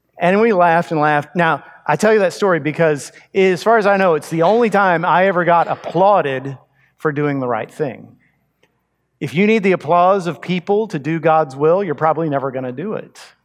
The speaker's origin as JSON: {"language": "English", "region": "Texas", "country": "United States", "tie": "born or raised there", "also_born_or_lived": "Montgomery County, Texas", "said": "But I grew up in Texas. I grew up in a small town, actually out in the country with cattle."}